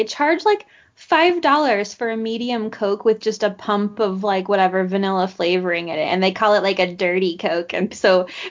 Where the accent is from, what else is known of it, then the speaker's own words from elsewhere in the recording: Utah, United States; I grew up in Utah County